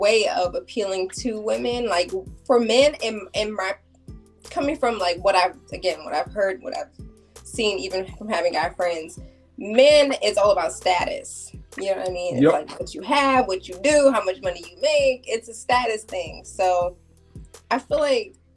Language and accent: English; Silver Spring, Maryland, United States; also born or lived in Germantown, Maryland; I'm from Maryland. I grew up in Silver Spring, Germantown as well, from the area